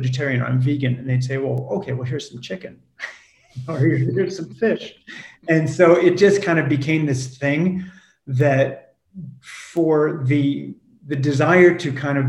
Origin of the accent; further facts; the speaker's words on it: California, United States; moved away as an adult; also born or lived in France; I grew up in California.